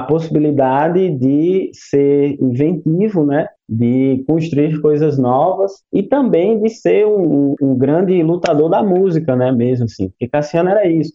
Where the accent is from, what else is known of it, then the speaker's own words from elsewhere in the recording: Paraíba, Brazil; enquanto paraibano